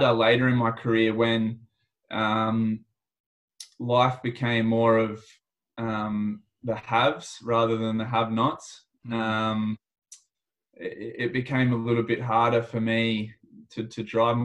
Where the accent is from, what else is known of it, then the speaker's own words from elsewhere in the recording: Australia; also born or lived in Sydney; as an Australian